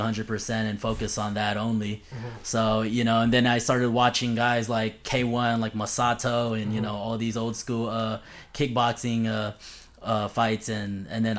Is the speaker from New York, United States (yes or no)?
no; Los Angeles, California, United States; I grew up in I grew up in LA in California